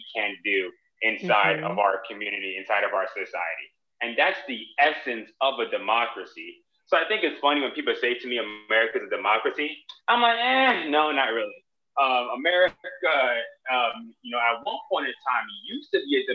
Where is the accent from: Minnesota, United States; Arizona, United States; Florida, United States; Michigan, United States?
Florida, United States; Miami; I'm from Miami